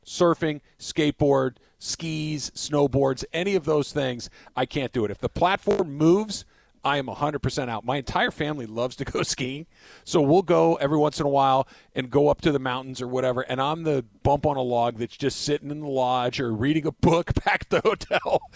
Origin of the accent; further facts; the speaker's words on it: California, United States; also born or lived in Santa Barbara; Born and raised in California, have spent the vast majority of my life in Southern California or in Santa Barbara